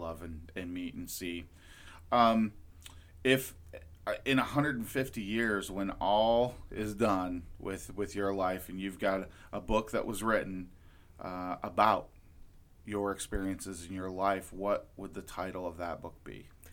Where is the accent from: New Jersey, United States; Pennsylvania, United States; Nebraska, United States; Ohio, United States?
Ohio, United States; Lorain; I grew up in Lorain, Ohio